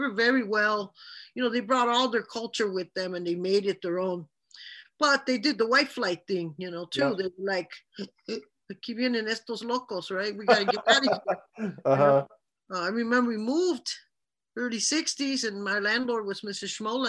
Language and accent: English; Chicago, Illinois, United States; also born or lived in Monterrey, Nuevo León, Mexico; I grew up in Pilsen, which is primarily a Mexican neighborhood. By the time we arrived in 1956 to the United States, to Chicago, myself and my mom